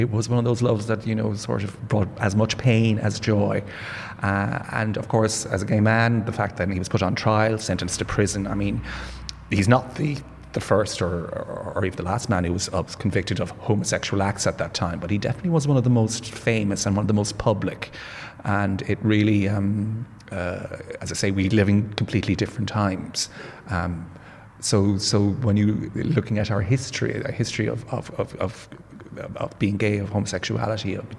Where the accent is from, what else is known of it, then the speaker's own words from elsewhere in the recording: Limerick, Munster, Ireland; I'm from Limerick, and I went to drama classes